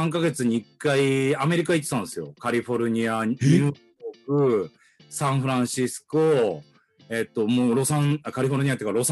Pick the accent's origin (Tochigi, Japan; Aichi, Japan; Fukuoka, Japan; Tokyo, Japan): Tokyo, Japan; born there; 東京生まれの、えー、1七7 7年生まれ。